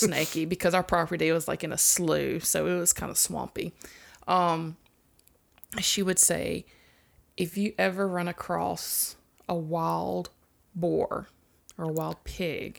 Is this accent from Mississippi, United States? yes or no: yes; Mississippi, United States; growing up in Mississippi